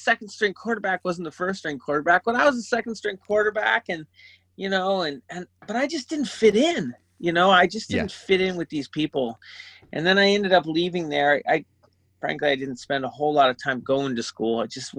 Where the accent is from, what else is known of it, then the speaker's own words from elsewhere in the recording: San Francisco, California, United States; I grew up in San Francisco for the most part.